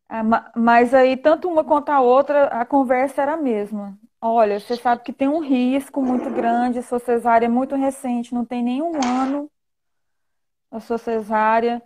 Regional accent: Goiânia, Goiás, Brazil; eu sou de Goiânia

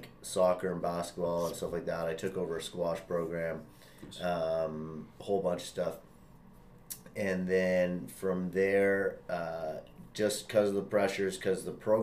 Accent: Ottawa, Ontario, Canada; also born or lived in Sudbury / Barrie; I am from Ottawa

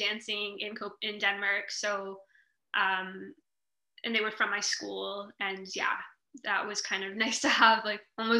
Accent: Canada; born there; I was born in Canada.

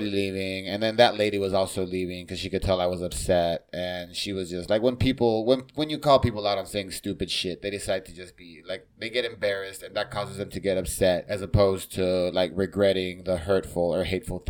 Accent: United States; for being American.

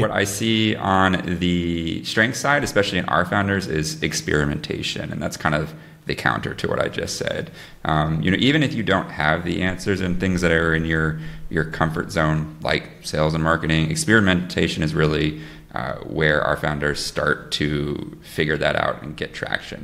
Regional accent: Lisbon, Portugal; my hometown, Lisbon.

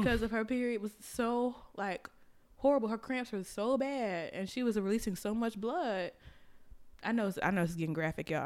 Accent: Florida, United States; moved away; I'm from Florida

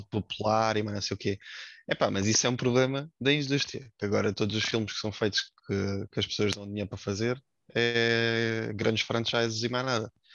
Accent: Montijo, Setúbal, Portugal; tenho 28 anos, sou oriundo do Montijo.

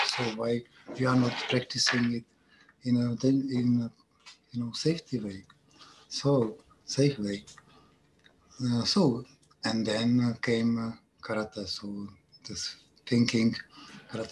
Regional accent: České Budějovice, South Bohemian Region, Czechia; English is a second language; I'm from Czech Republic

